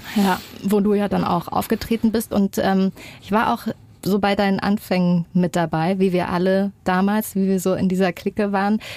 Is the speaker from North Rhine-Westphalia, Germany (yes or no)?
no; Erfurt, Thuringia, Germany; wir sind beide aus Erfurt